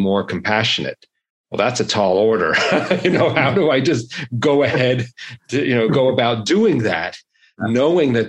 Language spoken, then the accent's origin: English; New York City, New York, United States; I grew up in Brooklyn